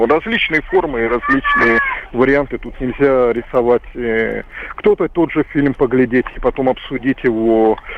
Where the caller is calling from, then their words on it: Moscow, Russia; я звоню из Москвы. Вы знаете, сейчас у нас в Москве проходят муниципальные выборы.